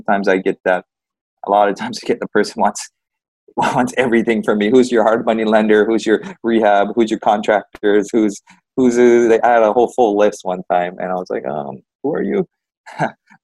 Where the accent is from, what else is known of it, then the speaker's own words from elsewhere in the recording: Big Island, Hawaii, United States; I'm from Big Island, so local style is to help each other out.